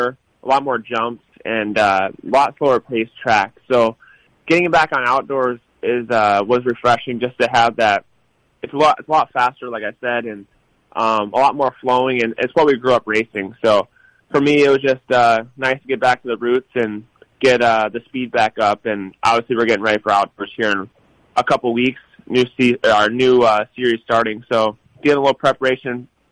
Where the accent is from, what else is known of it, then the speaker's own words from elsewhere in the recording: Illinois, United States; I grew up in Illinois, which raced a lot of mud and a lot of different types of dirt